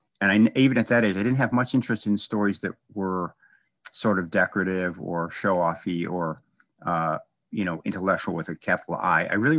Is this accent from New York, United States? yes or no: no; Chicago, Illinois, United States; I was from Chicago, kind of a, I guess you would be a working class part. And I read a little bit as a kid